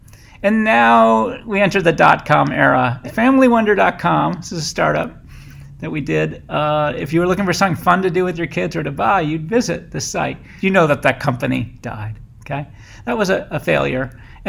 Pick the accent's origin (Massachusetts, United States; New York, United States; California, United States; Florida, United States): Massachusetts, United States; Boston; I came from Boston to the San Francisco Bay, which I loved.